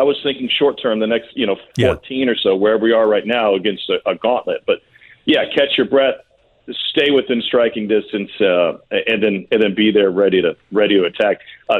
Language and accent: English; Midwest, United States; growing up in the Midwest